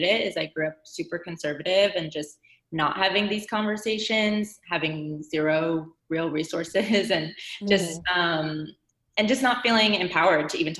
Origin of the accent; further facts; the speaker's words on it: Chicago, Illinois, United States; moved away as an adult; also born or lived in San Francisco / New York; now in San Diego, United States; I'm from Chicago, a suburb outside of Chicago